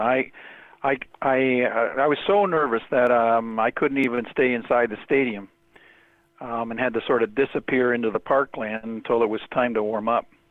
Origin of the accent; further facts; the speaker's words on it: Toronto, Ontario, Canada; I grew up in Toronto.